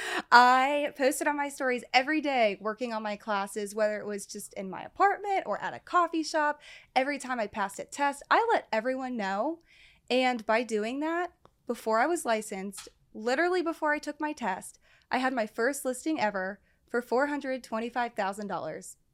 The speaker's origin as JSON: {"language": "English", "town": "Cincinnati", "region": "Ohio", "country": "United States", "tie": "born or raised there", "said": "born and raised Cincinnati, and right here. I never left. Uh, grew up in Westchester"}